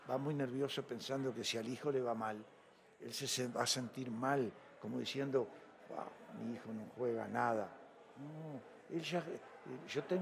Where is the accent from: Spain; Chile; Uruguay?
Uruguay; Mercedes, Soriano; now in Mexico; Y en Uruguay yo salgo de mi pueblo de Mercedes en un autobús, o como de aquí a Chihuahua, tres horas y media.